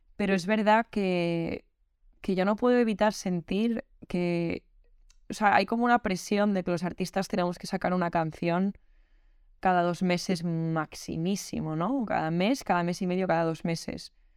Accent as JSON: {"language": "Spanish", "town": "Madrid", "region": "Community of Madrid", "country": "Spain", "said": "soy una artista de Madrid"}